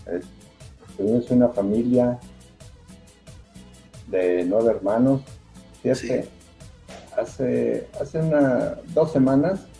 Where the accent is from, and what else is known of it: El Rosario, Jalisco, Mexico; born or raised there